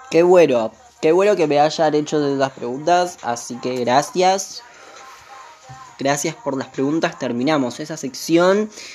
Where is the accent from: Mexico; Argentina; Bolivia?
Argentina; Lavallol, Buenos Aires Province; soy de Zona Sur, Lavallol